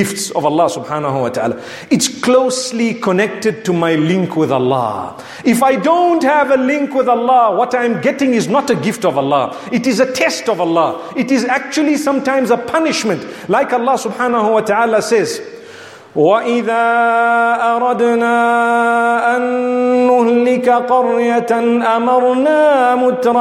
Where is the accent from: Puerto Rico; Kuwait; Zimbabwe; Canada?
Zimbabwe; I come from Zimbabwe